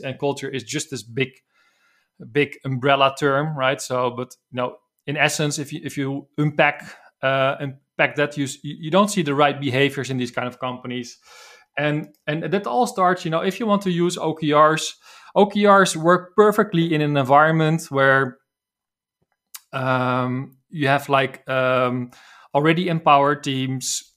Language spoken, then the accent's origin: English; Netherlands; accent: Dutch; English is a second language; I'm from the Netherlands as you probably can hear from my accent.